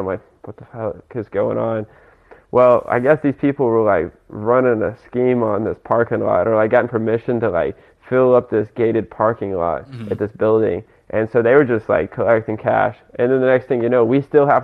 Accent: Conway, United States; my hometown, Conway

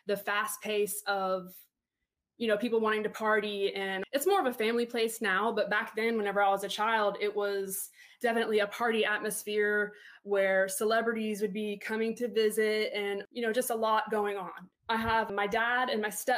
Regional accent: Panama City, Florida, United States; also born or lived in Palm Beach, Florida; I was born in Palm Beach and, like, you know, Southern Florida, but I say that my hometown's Panama City because that's where I was raised. I've lived here my whole life

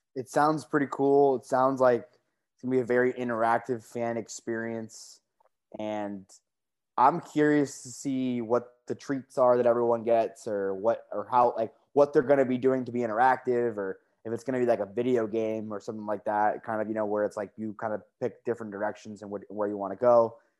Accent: United States; you and I are just so used to being in the United States. We're born and raised here. We're American

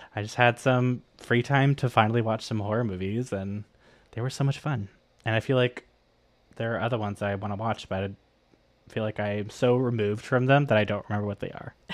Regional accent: Miami, Florida, United States; growing up in Miami and in Florida in general

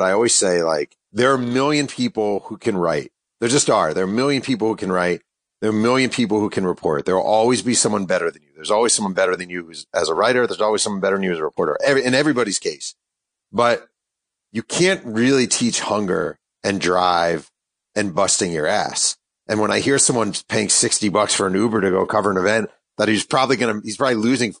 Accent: New York, United States; I'm from New York

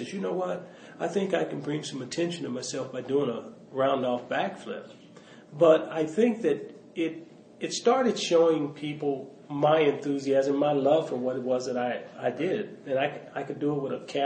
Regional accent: Los Angeles, California, United States; also born or lived in Mobile, Alabama; growing up in South Central Los Angeles

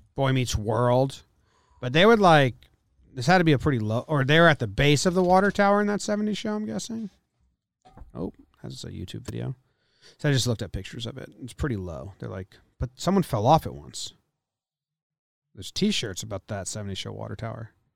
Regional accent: Monmouth County, New Jersey, United States; where I grew up in Monmouth County.

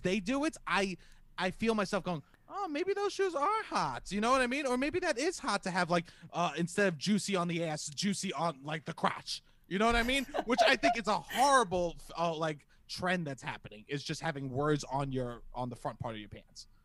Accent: New York City, New York, United States; I'm from Staten Island

